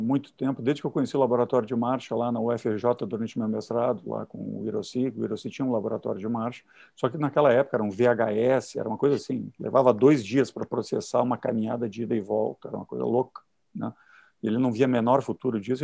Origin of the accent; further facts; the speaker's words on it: Caxias do Sul, Rio Grande do Sul, Brazil; moved away as an adult; now in Rio de Janeiro, Brazil; eu sou do interior do Rio Grande do Sul, Caxias do Sul.